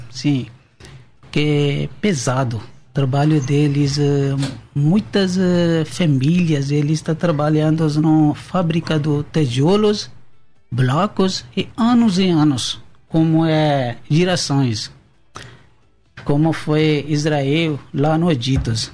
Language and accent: Portuguese; Pakistan; Portuguese is a second language; moved away as an adult; now in São Paulo, Brazil